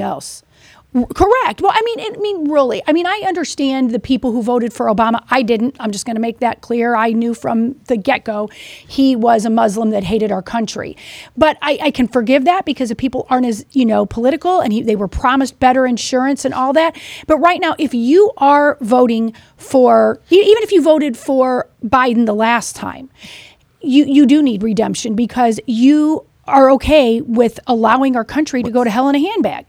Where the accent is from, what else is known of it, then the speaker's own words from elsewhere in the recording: Missouri, United States; I'm from Missouri.